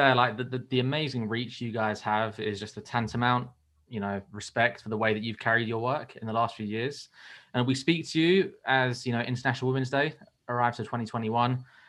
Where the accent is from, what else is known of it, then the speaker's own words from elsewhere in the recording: Eastbourne, South East England, United Kingdom; Now, I'm actually from Eastbourne, so I'm only 10, 15 minutes away from Lewes FC.